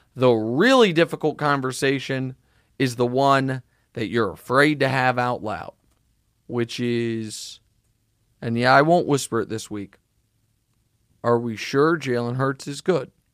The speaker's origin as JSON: {"language": "English", "town": "Kansas City", "region": "Missouri", "country": "United States", "tie": "born or raised there", "said": "It's my hometown bias"}